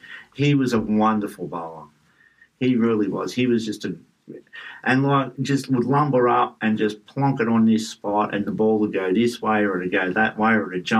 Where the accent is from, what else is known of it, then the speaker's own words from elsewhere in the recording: Australia; So I just reflect back on how they used to make me feel as an Australian cricket supporter.